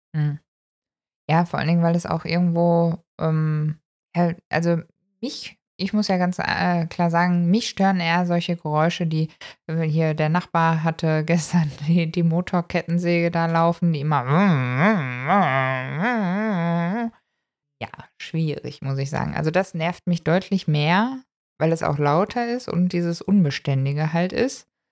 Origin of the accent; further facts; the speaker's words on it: Germany; wir kommen tatsächlich aus Deutschland